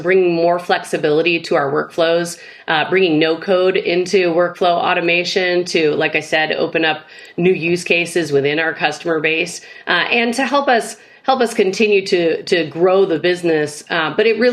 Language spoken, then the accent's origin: English; Midwest, United States; as a Midwesterner